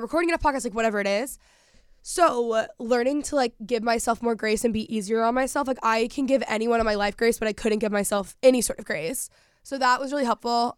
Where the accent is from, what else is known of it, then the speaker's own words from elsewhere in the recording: Texas, United States; moved away; growing up in Texas, people just work and work ethic there is very different.